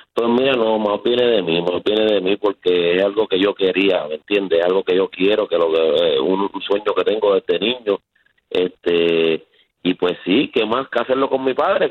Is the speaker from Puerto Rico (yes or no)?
yes; Canóvanas, Puerto Rico; Nosotros somos de Canóvana